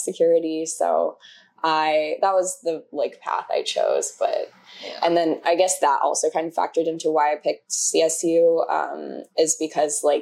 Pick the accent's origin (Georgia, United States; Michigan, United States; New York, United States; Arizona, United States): Arizona, United States; Tucson; moved away; also born or lived in Colorado / Utah; I grew up in Tucson